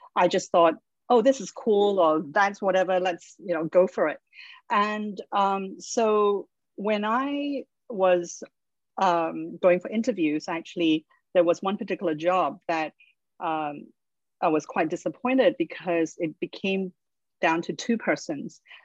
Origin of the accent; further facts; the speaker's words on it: Australia; I grew up in Australia